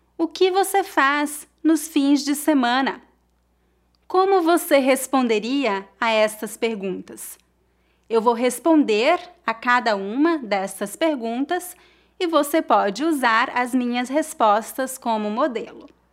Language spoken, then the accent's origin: Portuguese; Brazil; now in Brooklyn, United States; Eu sou brasileira, mas eu moro nos Estados Unidos.